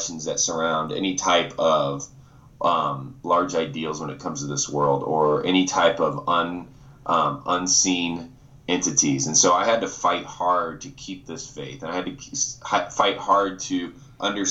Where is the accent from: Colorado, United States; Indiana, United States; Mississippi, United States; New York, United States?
Indiana, United States; Winona Lake; moved away; I grew up in Indiana, an incredible family. I'm an only child and I was raised in the church. I actually come from Winona Lake, Indiana